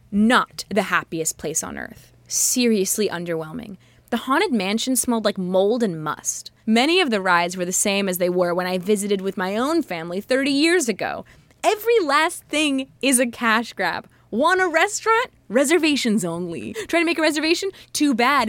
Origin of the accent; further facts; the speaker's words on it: California, United States; I am from California